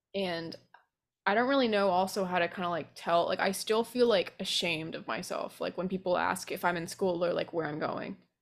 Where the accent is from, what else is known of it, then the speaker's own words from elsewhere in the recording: Vermont, United States; moved away as an adult; now in New Orleans, United States; We grew up in Vermont